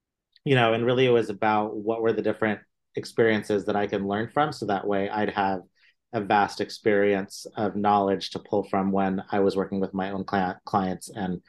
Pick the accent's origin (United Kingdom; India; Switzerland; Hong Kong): India; born there; But as not even a first generation Indian, I was born in India. From an Indian family going into art school, that was definitely a little not so common